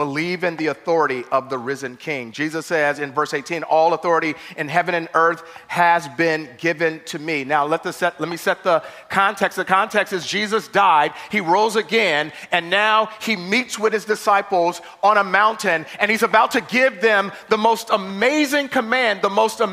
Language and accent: English; Chicago, Illinois, United States; I remember growing up in Chicago, we went to the projects